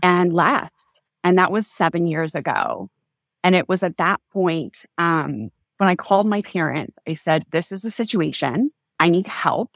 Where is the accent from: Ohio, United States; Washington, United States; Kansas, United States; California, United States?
Kansas, United States; I was born and raised in Kansas, in kind of like the heartland of the U S, in a small town of about five thousand people